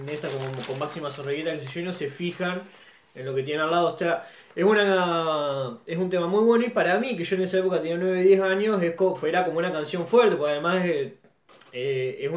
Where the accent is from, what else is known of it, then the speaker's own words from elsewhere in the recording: Argentina; Digamos, de todo lo que uno critica siendo argentino, de lo que es el, el estándar social, digamos.